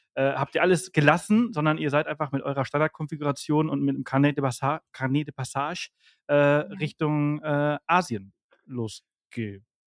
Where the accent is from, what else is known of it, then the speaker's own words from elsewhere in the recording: northern Mallorca, Balearic Islands, Spain; im Norden organisiert, wo ich herkomme und aufgewachsen bin